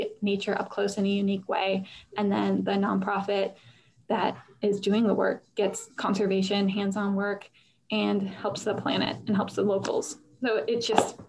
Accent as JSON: {"language": "English", "town": "Buffalo", "region": "New York", "country": "United States", "also_born_or_lived": "Northern Virginia", "moved": "yes", "said": "I am from Buffalo, New York."}